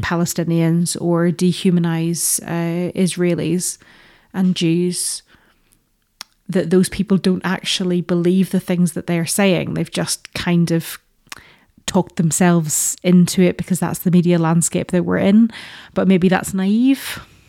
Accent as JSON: {"language": "English", "region": "Northern Ireland", "country": "United Kingdom", "tie": "born or raised there", "moved": "yes", "said": "growing up in Northern Ireland"}